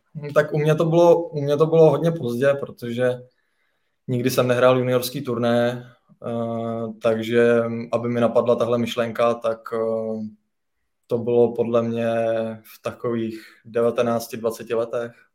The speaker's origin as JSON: {"language": "Czech", "town": "Nové Strašecí", "region": "Central Bohemian Region", "country": "Czechia", "tie": "born or raised there", "said": "já pocházím z Nového Strašecí, to je vlastně mezi Kladnem a Rakovníkem."}